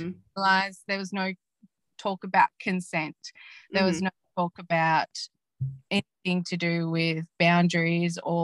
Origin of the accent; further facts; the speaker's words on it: Gippsland, Victoria, Australia; I grew up in Gippsland area, and in regional, in a small regional town.